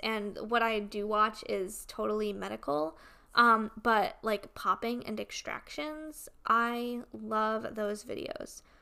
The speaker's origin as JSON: {"language": "English", "region": "Connecticut", "country": "United States", "tie": "born or raised there", "moved": "yes", "said": "my hometown back in Connecticut"}